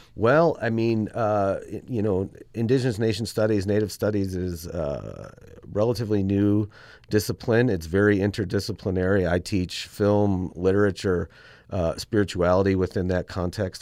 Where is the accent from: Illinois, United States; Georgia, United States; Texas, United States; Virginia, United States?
Illinois, United States; Chicago; born or raised there; moved away